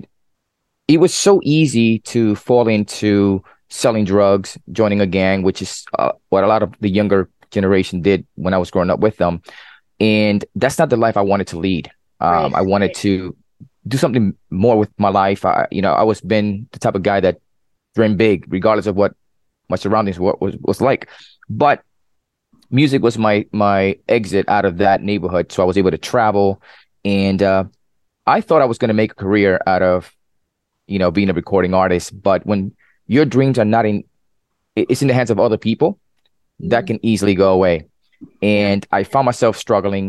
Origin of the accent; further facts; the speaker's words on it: New York City, New York, United States; now in Central Florida, United States; I'm originally from New York City, now residing in Central Florida